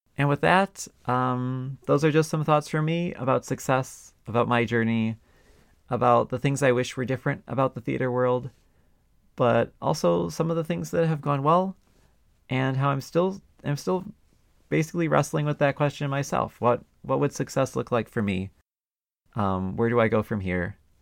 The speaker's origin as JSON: {"language": "English", "town": "Milwaukee", "region": "Wisconsin", "country": "United States", "tie": "born or raised there", "said": "Milwaukee, my hometown that I had moved back"}